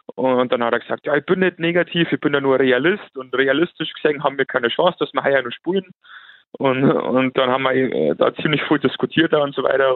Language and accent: German; Landshut, Bavaria, Germany; ich bin 34 Jahre alt, komme aus Landshut